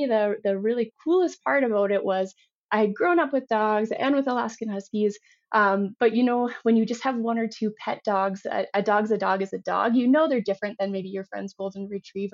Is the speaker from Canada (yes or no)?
yes; Yellowknife, Northwest Territories, Canada; moved away as an adult; also born or lived in Canmore; now in California, United States; I grew up in Yellowknife, Northwest Territories